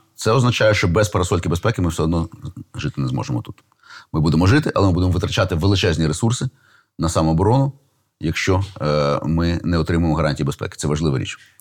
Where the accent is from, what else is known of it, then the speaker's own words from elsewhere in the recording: Kyiv, Ukraine; я, до речі, виріс в тому Києві